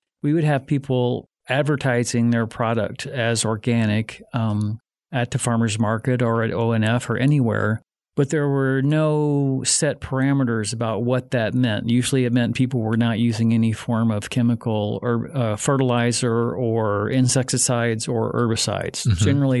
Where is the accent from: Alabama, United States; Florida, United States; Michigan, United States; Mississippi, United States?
Mississippi, United States; also born or lived in Illinois; I was originally from Mississippi and Illinois and decided to move back east